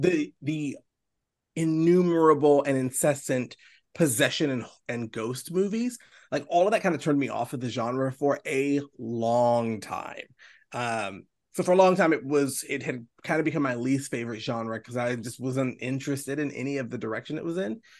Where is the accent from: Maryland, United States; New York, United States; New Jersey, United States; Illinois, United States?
Maryland, United States; Baltimore; also born or lived in South Carolina; now in Charleston, United States; I'm from Baltimore, Maryland. Uh, yeah, I live, I, you know, I, I, the first, I guess first third now of my life was spent there.